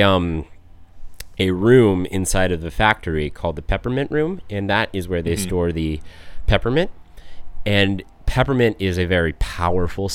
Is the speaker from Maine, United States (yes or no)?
no; Colorado, United States; I'm from Colorado.